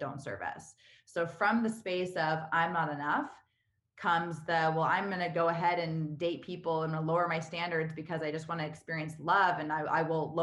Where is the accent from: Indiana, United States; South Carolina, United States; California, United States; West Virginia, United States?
California, United States; moved away as an adult; also born or lived in New York / Vancouver / Los Angeles / Spain; now in Austin, United States; I was born and raised in California.